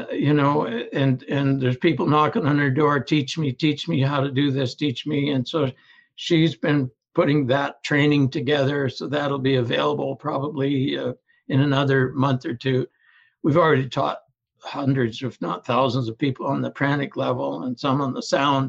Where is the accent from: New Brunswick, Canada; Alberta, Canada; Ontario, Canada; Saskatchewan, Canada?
Ontario, Canada; now in British Columbia, Canada; I was born and raised in Ontario, but in British Columbia now